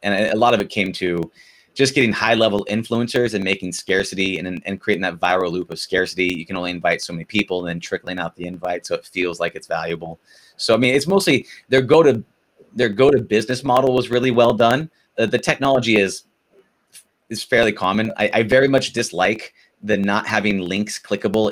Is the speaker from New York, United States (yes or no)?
no; Southern California, United States; I'm a Southern California guy